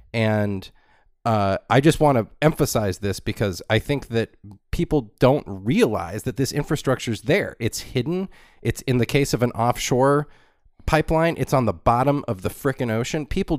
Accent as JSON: {"language": "English", "region": "Southern California", "country": "United States", "tie": "born or raised there", "said": "growing up in Southern California, it was post big oil being the dominant thing."}